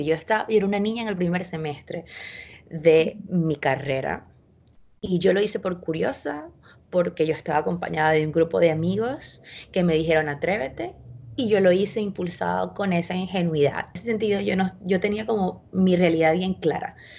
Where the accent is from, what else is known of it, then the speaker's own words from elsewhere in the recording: Venezuela; moved away as an adult; also born or lived in Chile; yo me fui de Venezuela cuando yo tenía, estuve a punto de cumplir 23 años